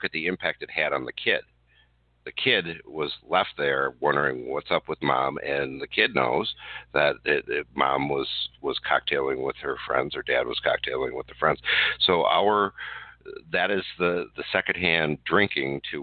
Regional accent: Wisconsin, United States; here in my home state of Wisconsin

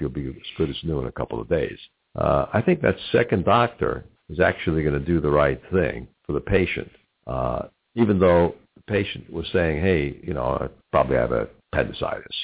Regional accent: New York, United States; now in Cincinnati, United States; in my family growing up in New York, we had one aunt, Aunt Selma

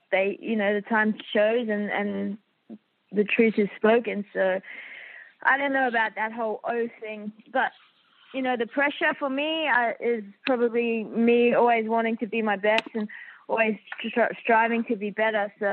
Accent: Australia; Australian. So I have the Filipino warrior blood and the I got the Aussie in me as well, so

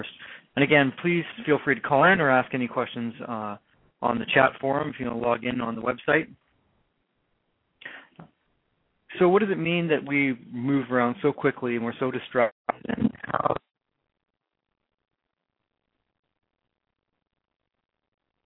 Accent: Canada; accent: Canadian; my Canadian accent

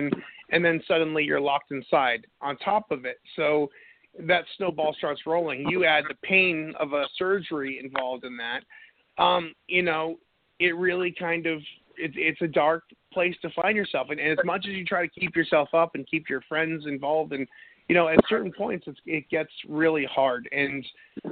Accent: New England, United States; now in North Carolina, United States; I'm from New England

